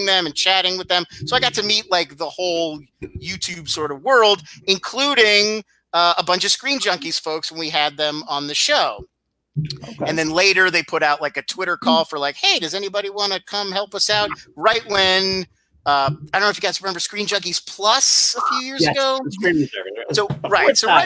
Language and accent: English; Irvine, California, United States; also born or lived in Philadelphia, Pennsylvania / Atlantic City, New Jersey / Los Angeles, California; I was born in Philadelphia, lived in Philly till I was 10, a little bit of time in Atlantic City. My grandparents had a place in Atlantic City, so back and forth. And then, when I was 10, we moved to Orange County, California, a town called Irvine. And I was there until college